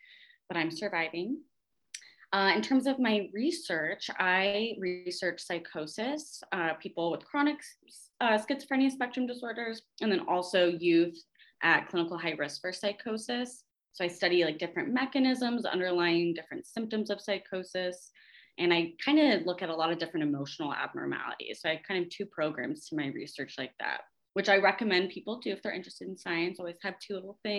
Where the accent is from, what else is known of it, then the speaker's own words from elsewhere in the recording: Arizona, United States; now in Georgia, United States; I'm from Arizona originally. I love that dry heat. It's very difficult for me in this humid weather we've been having lately, but I'm surviving.